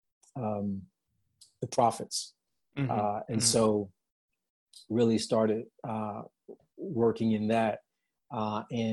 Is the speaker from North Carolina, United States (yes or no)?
no; Chicago, Illinois, United States; moved away as an adult; also born or lived in California / Dallas; Born and raised on the south side of Chicago, specifically Inglewood